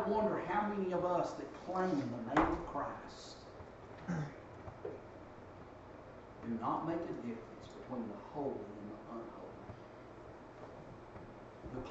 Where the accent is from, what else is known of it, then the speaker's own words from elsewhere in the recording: Dalton, Georgia, United States; growing up in Dalton